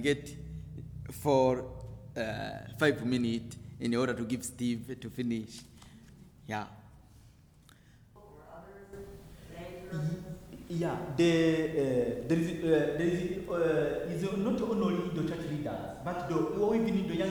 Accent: Burundi; I am from the Hutu tribes of Burundi

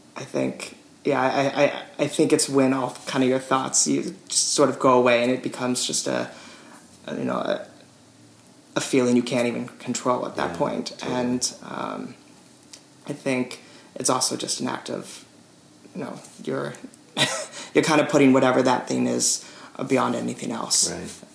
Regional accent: Petaluma, California, United States; my hometown Petaluma

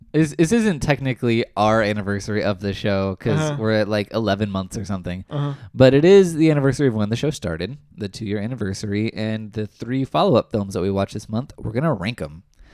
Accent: Atlanta, Texas, United States; moved away; I grew up in Atlanta, Texas, and moved from there in 1995.

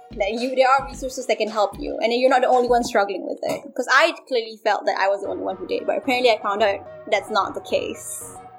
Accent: Malaysia; moved away as an adult; now in United States; growing up in Malaysia. But when I came here

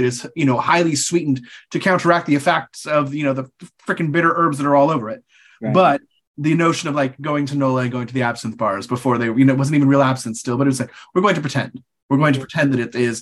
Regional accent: California, United States; being a Californian

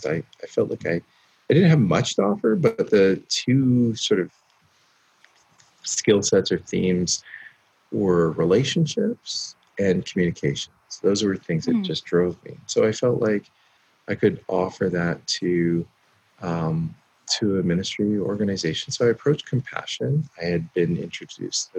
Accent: Canada; also born or lived in California / Minneapolis; born and raised in Canada

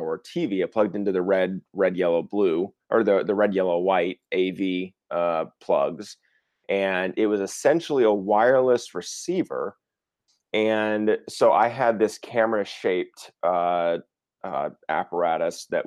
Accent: Dallas, Texas, United States; I grew up in Texas, in Dallas, Fort Worth.

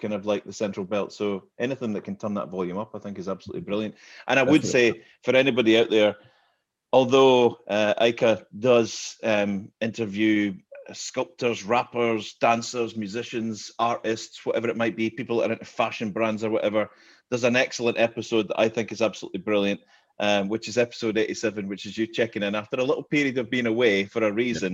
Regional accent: Glasgow, Scotland, United Kingdom; moved away as an adult; now in Aberdeen, United Kingdom; I'm I'm not from Aberdeen. I'm from Glasgow

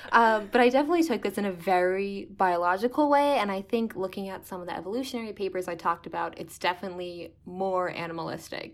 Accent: Lincroft, New Jersey, United States; moved away as an adult; now in North Grafton, United States; I grew up in Lynn Croft, New Jersey, basically lived there my whole life

